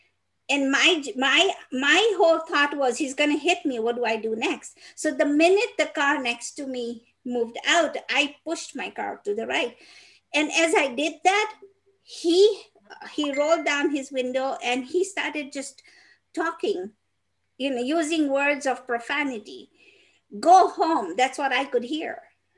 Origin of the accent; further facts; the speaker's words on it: Peru; I am not from Mexico. I'm from Peru.